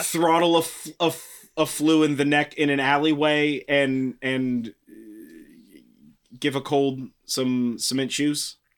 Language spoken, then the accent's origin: English; California, United States; I'm from California